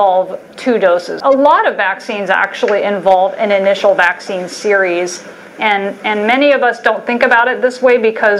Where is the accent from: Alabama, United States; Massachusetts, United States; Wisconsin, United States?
Alabama, United States; growing up in Alabama